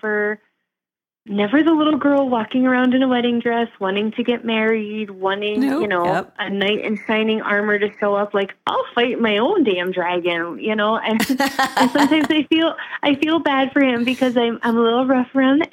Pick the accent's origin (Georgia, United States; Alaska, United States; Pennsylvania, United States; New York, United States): Pennsylvania, United States; Lehigh Valley; now in Wisconsin, United States; I am originally from Pennsylvania. And, you know, I tell everybody, I'm from the Lehigh Valley